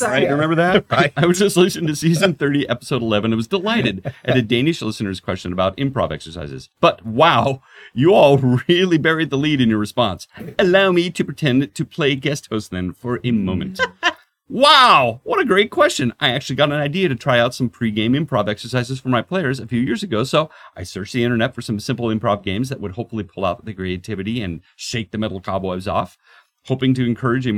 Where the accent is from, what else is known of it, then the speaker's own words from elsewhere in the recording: Portland, United States; moved away; I grew up in Portland